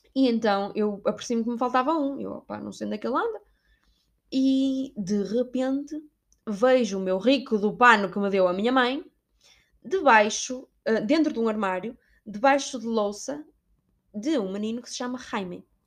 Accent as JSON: {"language": "Portuguese", "country": "Portugal", "moved": "yes", "said": "sou portuguesa"}